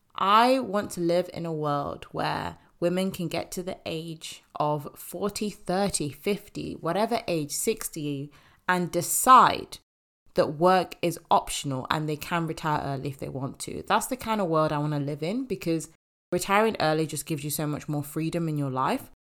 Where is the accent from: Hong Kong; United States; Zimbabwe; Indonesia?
Zimbabwe; moved away; I want to go back to my home country, back to Zimbabwe